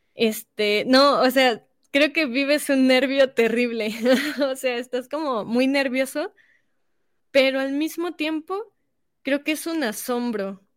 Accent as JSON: {"language": "Spanish", "country": "Mexico", "said": "estamos representando a nuestro país"}